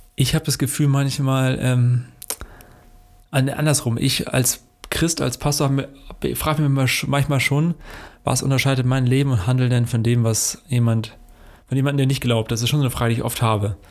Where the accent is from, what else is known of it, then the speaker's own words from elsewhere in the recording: Hesse, Germany; now in Hanover, Germany; in unserer hessischen Heimat, wo Max und ich beide herkommen